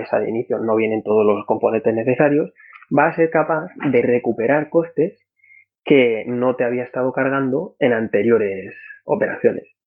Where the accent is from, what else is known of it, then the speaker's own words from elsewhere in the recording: Madrid, Community of Madrid, Spain; moved away as an adult; en la Carlos III de Madrid, de donde yo soy